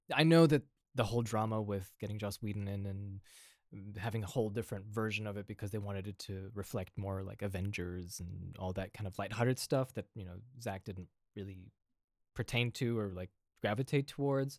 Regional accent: Indiana, United States; moved away as an adult; also born or lived in Austria; now in Europe; I'm here happily living in Europe, uh, even though my accent is not European whatsoever. Uh, but, you know, I'm from Indiana

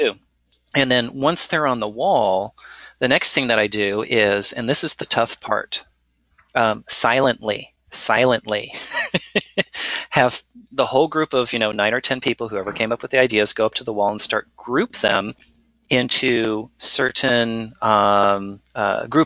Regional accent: California, United States; I was born in California

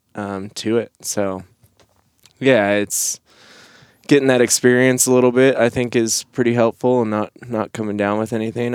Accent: Nebraska, United States; moved away as an adult; I grew up in Nebraska

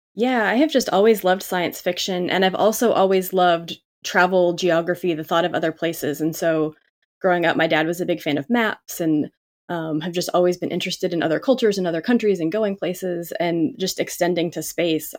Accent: Southern California, United States; I grew up in Cal, Southern California, but enough outside the city

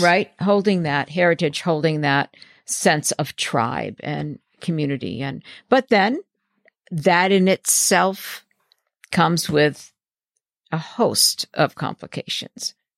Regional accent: New Hampshire, United States; I was raised in New Hampshire in conservative Baptist

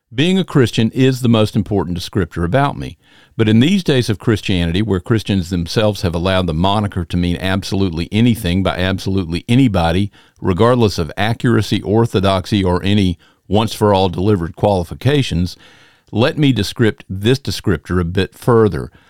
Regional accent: Macon, Georgia, United States; I'm from the South, hailing from Macon, Georgia

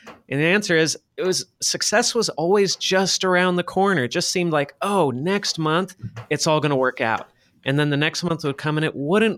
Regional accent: Los Angeles, California, United States; moved away as an adult; now in Shenzhen, China; I'm based in Shenzhen, China. I grew up in Los Angeles, California, though. I'm not Chinese. I don't speak Chinese, although I'm trying to learn right now.

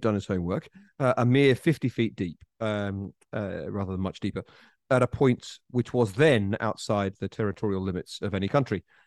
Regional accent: United Kingdom; I, as a British person

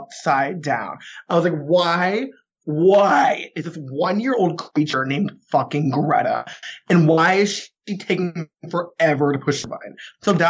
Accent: New England, United States; I'm from New England

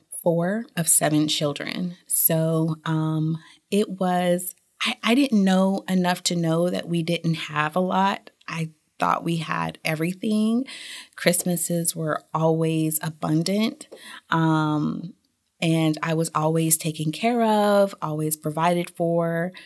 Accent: United States; Germany was a little different from how I grew up in the United States.

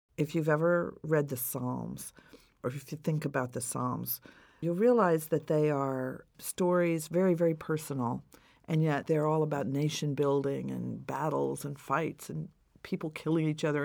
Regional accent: New York, United States; I'm from New York

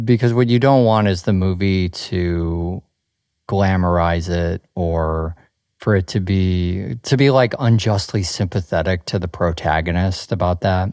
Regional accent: Chicago, Illinois, United States; moved away; you and I grew up in Chicago

